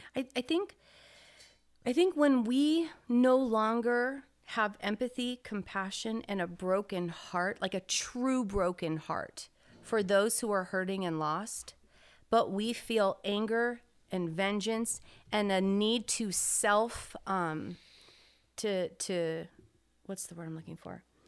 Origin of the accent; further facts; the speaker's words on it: United States; As an American